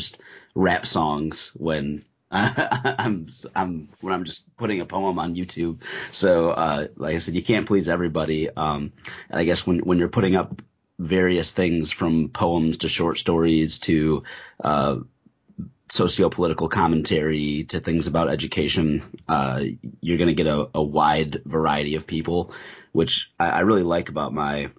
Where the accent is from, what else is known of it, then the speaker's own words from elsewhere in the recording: the North, United States; moved away as an adult; also born or lived in the South (Bible Belt); I'm originally from the North